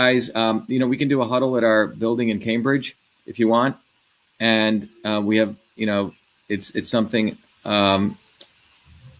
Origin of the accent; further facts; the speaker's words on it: India; also born or lived in New Jersey; now in United States; I came from India